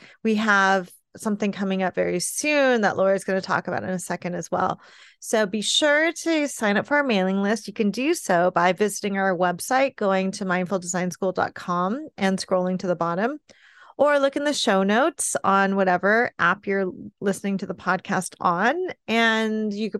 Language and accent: English; California, United States; well, I grew up in California, so I get it. And so now I live in a colder climate